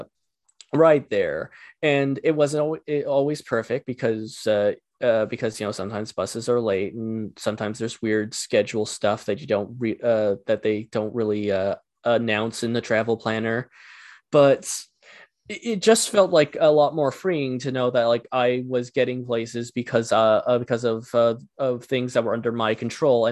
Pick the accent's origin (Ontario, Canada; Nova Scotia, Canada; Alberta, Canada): Ontario, Canada; rural; also born or lived in Ottawa; I grew up in rural Ontario